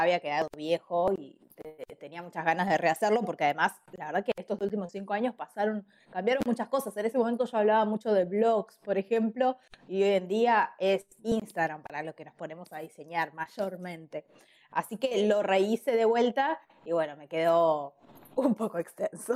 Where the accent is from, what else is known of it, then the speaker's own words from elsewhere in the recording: Ushuaia, Tierra del Fuego, Argentina; moved away as an adult; now in Buenos Aires, Argentina; soy usuaria pero me fui a los 18 años a Ushuaia a vivir en Buenos Aires